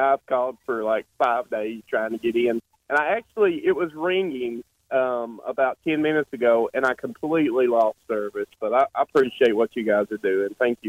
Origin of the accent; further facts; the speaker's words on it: Southeast Kentucky, United States; I'm from Southeast Kentucky.